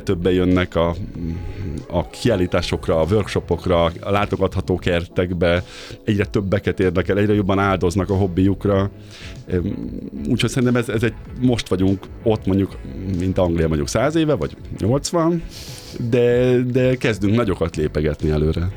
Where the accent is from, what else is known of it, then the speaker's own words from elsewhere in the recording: Great Hungarian Plain, Hungary; now in Budapest, Hungary; Én is Alföldi vagyok egyébként, anyukám egy kertjében mindig kapáltattak bennünket